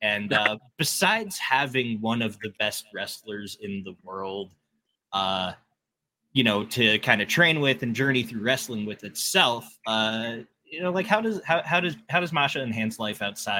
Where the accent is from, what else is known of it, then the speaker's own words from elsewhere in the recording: Hamilton, Ontario, Canada; here in my hometown, Hamilton.